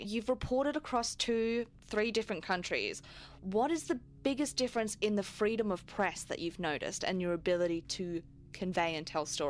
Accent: Adelaide, South Australia, Australia; I'm from Adelaide. Melbourne is crazy.

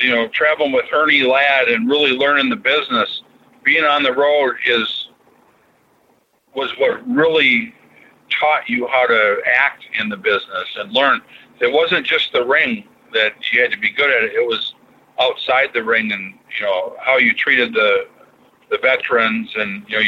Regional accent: Minneapolis area, Minnesota, United States; I grew up being around Kurt and, went to the same high school and everything.

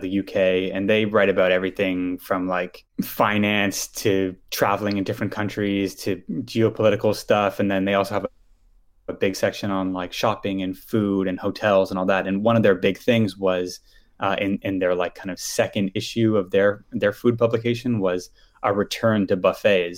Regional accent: Ottawa, Ontario, Canada; I grew up in Ottawa

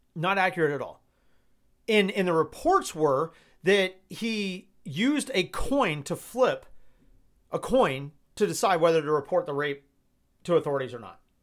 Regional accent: Georgia, United States; I'm from Georgia

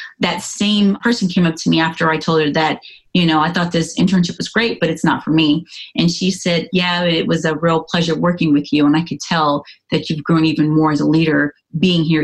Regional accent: California, United States; moved away as an adult; also born or lived in Atlanta, Georgia; I'm originally from California

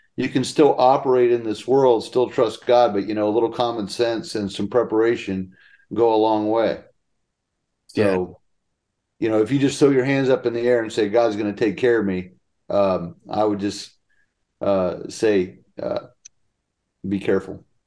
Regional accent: Pennsylvania, United States; moved away; When we were growing up in Pennsylvania, we had five families on one one phone line

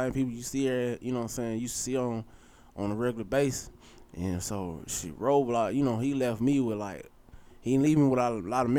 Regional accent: Atlanta, Georgia, United States; I'm a true ATLian. You know what I'm saying? I was born on Northside Hospital

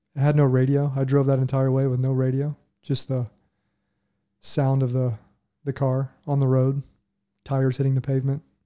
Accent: Huber Heights, Ohio, United States; moved away as an adult; also born or lived in Dayton, Ohio; I grew up in Huber Heights, Ohio, which is just on the, a little suburb on the outskirts

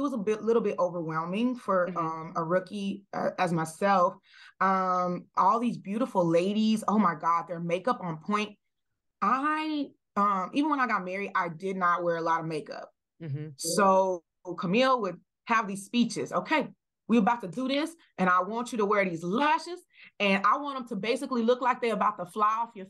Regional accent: the South, United States; the way I was raised, I'm coming from the South

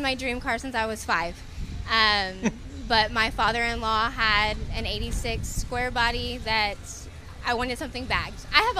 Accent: Temple, Texas, United States; No, we're from Central Texas.

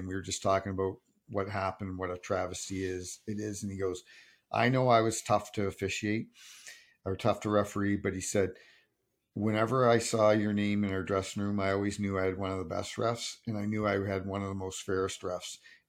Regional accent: Sault Ste. Marie, Ontario, Canada; him and I came up together from Sault Ste. Marie.

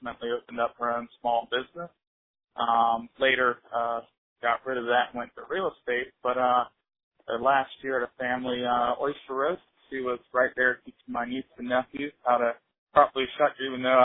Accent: Charleston, South Carolina, United States; I grew up in Charleston, learned to sail at a young age

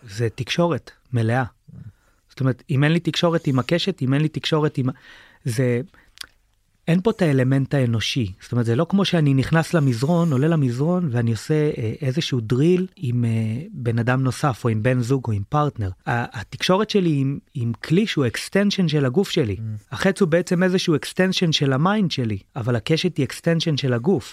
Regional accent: Sdot Yam, Haifa District, Israel; היה לנו בזמנו בקיבוץ, בשדות ים

